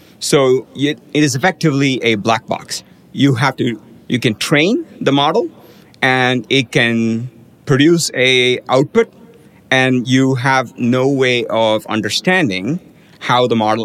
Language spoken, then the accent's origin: English; India; now in United States; I grew up in India where at that point in time, everybody had to ride a motorized two-wheeler